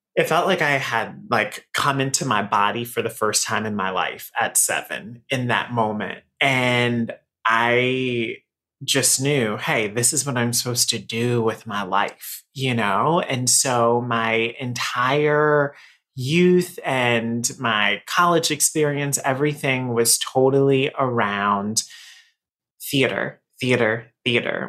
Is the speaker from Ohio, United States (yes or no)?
no; Raleigh, North Carolina, United States; moved away as an adult; now in New York City, United States; I am from Raleigh, North Carolina. So I'm in, I'm a Southern boy, right? So I've lived here in New York for 13 years now.